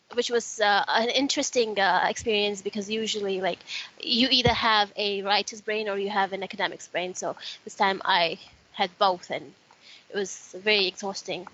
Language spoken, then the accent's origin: English; Fiji; I grew up in Fiji and it's uh, Fiji is super multicultural.